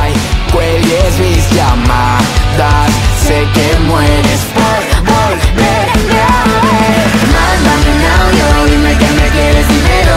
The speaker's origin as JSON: {"language": "Spanish", "region": "California", "country": "United States", "said": "Es que es verdad que a mí, soy de California"}